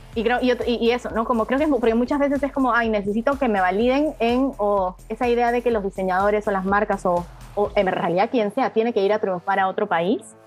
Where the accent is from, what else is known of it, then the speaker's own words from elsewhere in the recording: Peru; yo como peruana